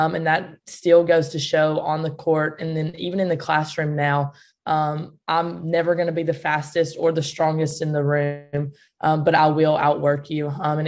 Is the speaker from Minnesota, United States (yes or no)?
no; Greenfield, Tennessee, United States; Yes, I grew up in Greenfield.